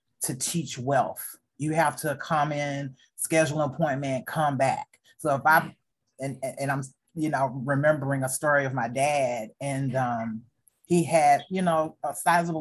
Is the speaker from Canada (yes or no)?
no; the South, United States; I am a African-American female growing up in the South